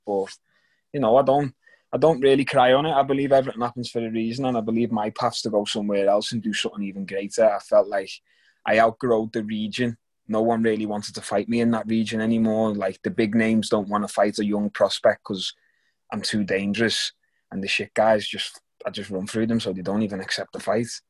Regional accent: Liverpool, North West England, United Kingdom; moved away; go back to Liverpool and fight in my hometown.

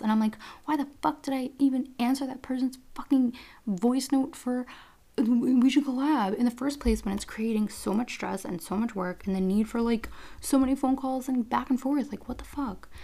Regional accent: New York, United States; I'm from New York

